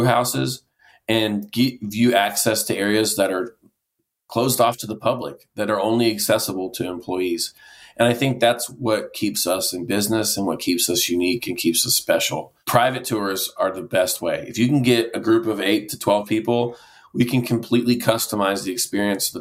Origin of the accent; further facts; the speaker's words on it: Knoxville, Tennessee, United States; I grew up in West Knoxville